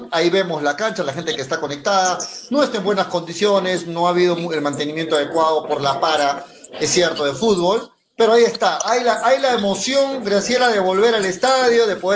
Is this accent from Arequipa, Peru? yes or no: yes; Mollendo, Arequipa, Peru; Yo soy de Moyendo, así que queremos que gane Nacional.